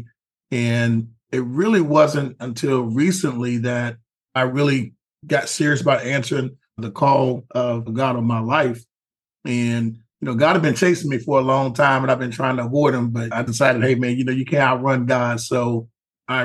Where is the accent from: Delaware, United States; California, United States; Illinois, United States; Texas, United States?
Texas, United States; Houston; I'm from Houston. I grew up in the hood, Third Ward